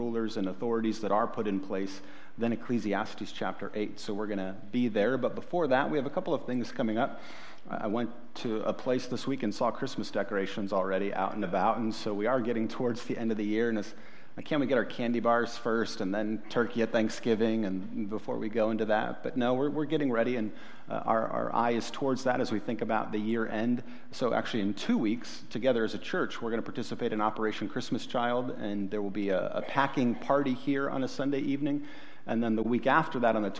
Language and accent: English; Ohio, United States; I'm from Ohio